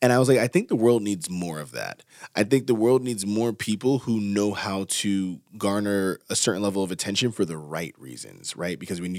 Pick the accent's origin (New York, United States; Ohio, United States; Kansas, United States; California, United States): New York, United States; Yonkers; led to people being in the projects that we grew up in Yonkers